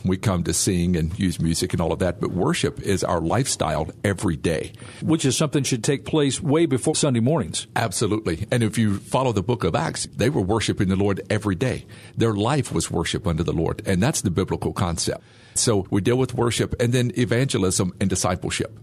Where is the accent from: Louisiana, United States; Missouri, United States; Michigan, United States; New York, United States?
Louisiana, United States; Bastrop; moved away; I'm from Bastrop, Louisiana close to Monroe.